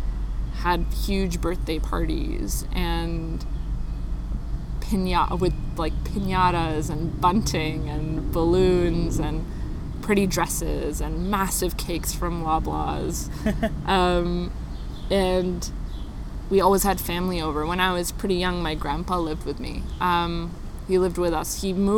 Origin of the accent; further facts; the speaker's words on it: Richmond Hill, Ontario, Canada; I was born in 1993 on October 6th. At York Central Hospital in Richmond Hill